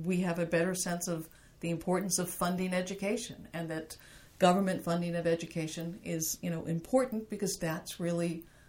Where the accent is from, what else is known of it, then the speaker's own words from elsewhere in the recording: Laurel, Maryland, United States; also born or lived in Montgomery County, Maryland; I was raised in Laurel, Maryland, which is in Prince George's County.